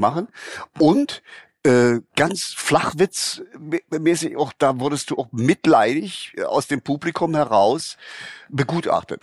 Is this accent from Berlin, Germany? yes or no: yes; Berlin, Germany; Als Berliner der im Fernsehen den Suppenkasper gemacht hat